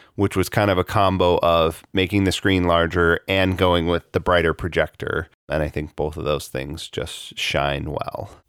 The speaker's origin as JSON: {"language": "English", "town": "Chicago", "region": "Illinois", "country": "United States", "tie": "born or raised there", "said": "I grew up in Chicago during the Bulls championship era"}